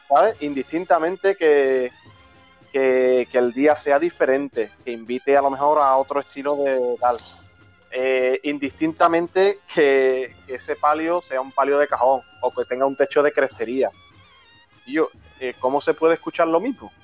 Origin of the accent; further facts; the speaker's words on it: Chiclana de la Frontera, Andalusia, Spain; now in Seville, Spain; yo soy de Chiclana, actualmente vivo en Sevilla